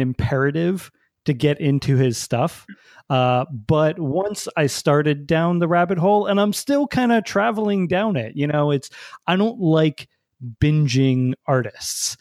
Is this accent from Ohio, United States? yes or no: no; New Jersey, United States; growing up in New Jersey